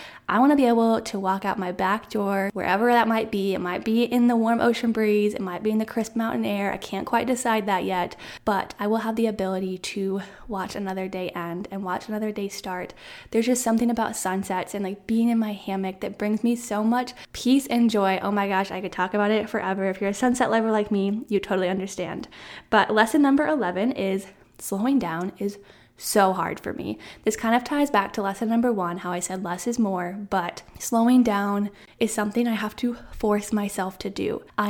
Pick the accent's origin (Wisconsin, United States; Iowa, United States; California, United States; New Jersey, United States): Iowa, United States; moved away as an adult; And if you didn't know, I'm from Central Iowa. That's where I was born and raised, where I went to school. And then right after graduation, I said, hey, I'm going to move out of state.